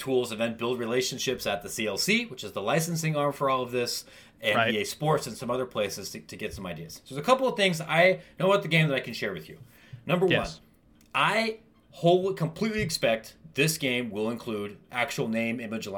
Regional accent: Ohio, United States; I grew up in Bumblefart, Ohio, and went to Ohio State

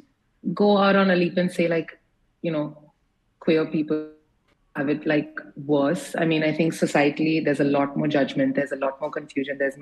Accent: United States; moved away; also born or lived in India; I grew up in the States

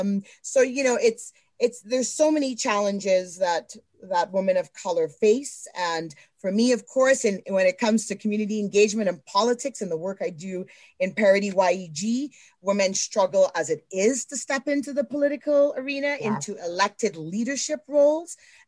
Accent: Edmonton, Alberta, Canada; even though Canada's home, I'm Canadian. I've always lived in Edmonton.

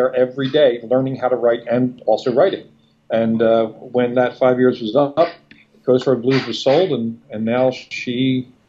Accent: Philadelphia, Pennsylvania, United States; moved away as an adult; now in Del Mar, United States; We're up in Philadelphia. I've lived in California for 4 years

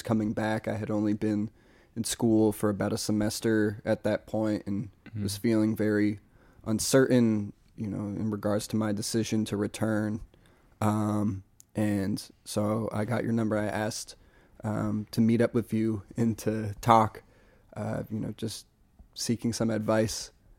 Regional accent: Massachusetts, United States; Part of it is because I'm from there, but also there's this musician, …, from Amherst, 413, Western Mass.

